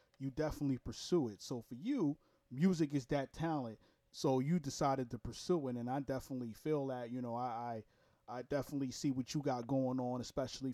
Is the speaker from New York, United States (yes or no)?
yes; New York, United States; now in Jacksonville, United States; I'm from Brooklyn, New York originally. I just live in Florida